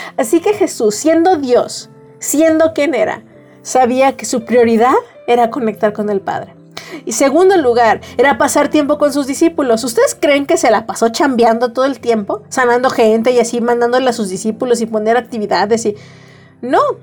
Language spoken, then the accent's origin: Spanish; Mexico; todas como mexicanos